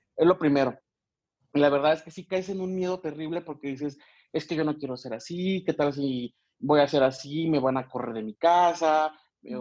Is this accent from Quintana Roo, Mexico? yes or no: no; Michoacán, Mexico; moved away as an adult; now in Querétaro, Mexico; soy originario de Michoacán, ahí nací